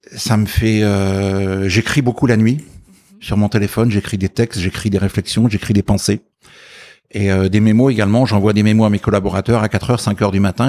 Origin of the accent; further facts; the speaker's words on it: Ardennes, Grand Est, France; je suis issu du, monde agricole à la frontière belge, donc dans les Ardennes.